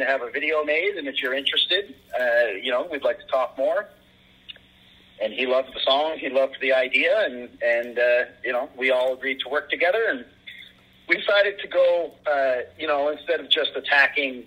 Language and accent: English; Canada; growing up in Canada